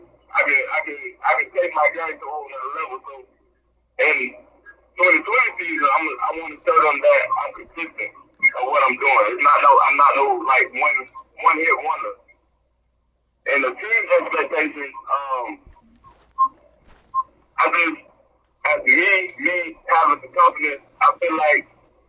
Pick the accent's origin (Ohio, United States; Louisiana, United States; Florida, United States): Florida, United States; moved away as an adult; now in Ruston, United States; I'm from Florida